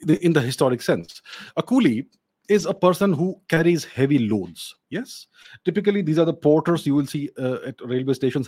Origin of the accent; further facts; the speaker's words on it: India; I'm Indian